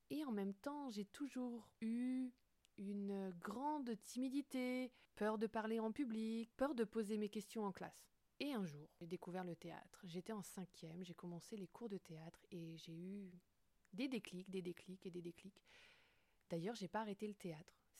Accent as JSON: {"language": "French", "region": "Brittany", "country": "France", "said": "je dirais que je suis une femme, que je suis bretonne, j'habite à Brest, je suis entrepreneuse depuis 2020"}